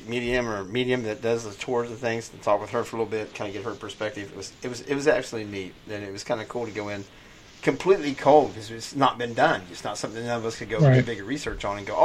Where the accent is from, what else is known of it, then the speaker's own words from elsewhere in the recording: Ohio, United States; I'm a Buckeye. I was born in Ohio.